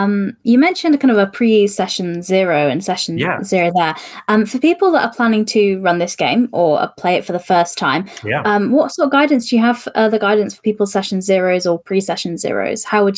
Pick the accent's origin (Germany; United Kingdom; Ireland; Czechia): United Kingdom; I'm white British and I have this accent.